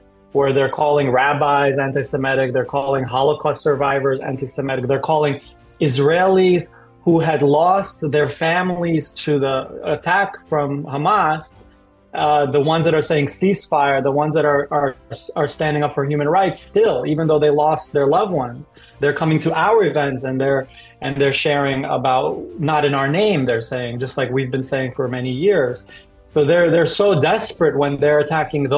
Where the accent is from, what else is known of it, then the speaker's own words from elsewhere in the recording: Uzbekistan; I'm a Jew from Uzbekistan